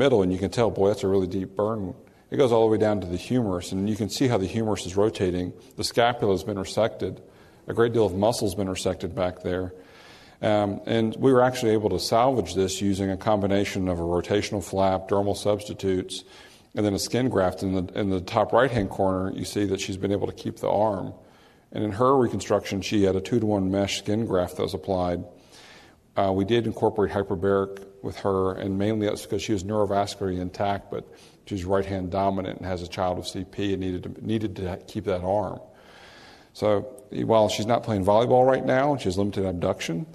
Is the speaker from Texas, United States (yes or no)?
no; New Orleans, Louisiana, United States; I'm from New Orleans, and occasionally we have a few storms, and we have tarps on roofs